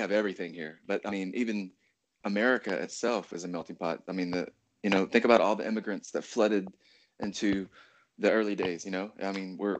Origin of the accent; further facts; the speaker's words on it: Louisiana, United States; I'm from the South in Louisiana. Yeah. So I grew up around all of the traditions with the Confederacy and that flag and rebel